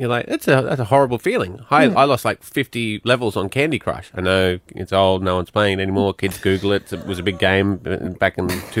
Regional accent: Scotland, United Kingdom; now in Australia; I'm Scottish

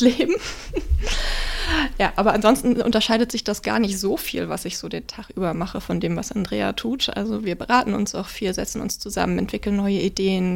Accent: Eckernförde, Schleswig-Holstein, Germany; also born or lived in Kiel; ich bin gebürtige Eckernförderin, mein Leben lang hier gewesen

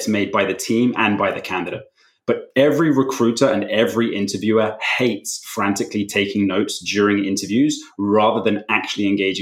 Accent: London, United Kingdom; also born or lived in West Coast, United States / Amsterdam, Netherlands; I grew up in London, currently live here too, but in between, have spent a bit of time living on the West Coast of the US and a couple of years living in Amsterdam as well.

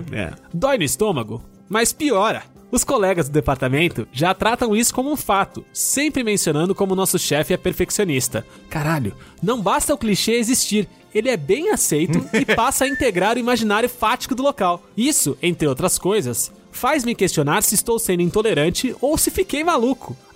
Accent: Minas Gerais, Brazil; Entendo que Minas Gerais, o estado em que eu nasci, sou mineiro, não é a vanguarda paulistana.

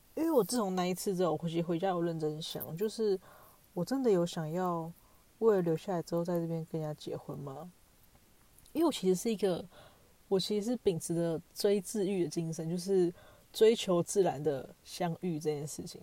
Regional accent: Taiwan; moved away; 我就是台湾人

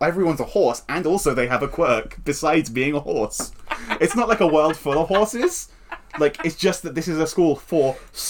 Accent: England, United Kingdom; I'm English.

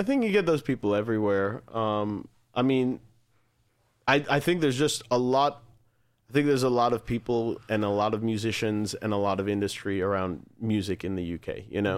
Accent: United States; as an American band

